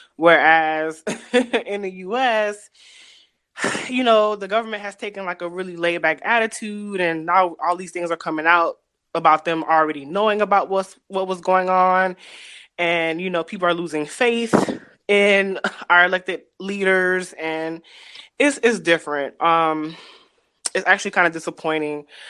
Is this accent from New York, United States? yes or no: no; Louisiana, United States; moved away as an adult; also born or lived in Houston / China; I'm originally from Louisiana.